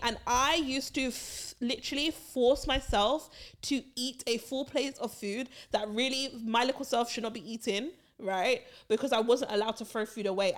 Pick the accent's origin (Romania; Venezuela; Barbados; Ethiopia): Barbados; when we were growing up in Barbados